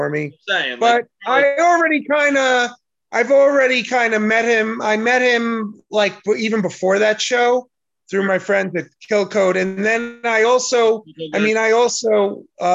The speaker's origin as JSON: {"language": "English", "town": "Rockville Centre", "region": "New York", "country": "United States", "tie": "born or raised there", "moved": "yes", "lives_now": "Florida, United States", "said": "I grew up in Rockwell Center"}